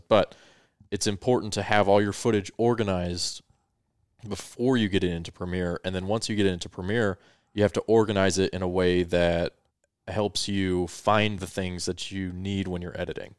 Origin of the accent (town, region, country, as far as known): Colorado, United States; born or raised there; also born or lived in Victorville, California